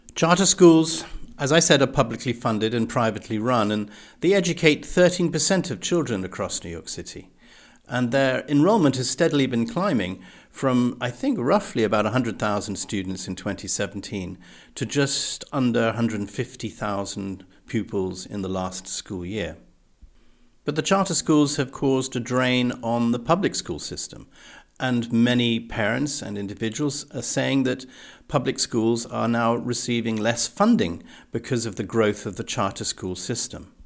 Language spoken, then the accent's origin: English; England, United Kingdom; moved away; growing up in the English public school system